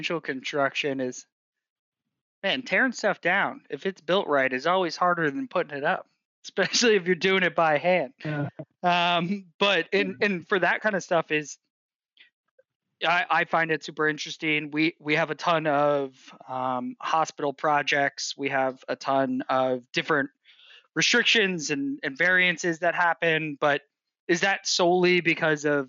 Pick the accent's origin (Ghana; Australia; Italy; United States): United States; New York City, New York; I grew up in New York City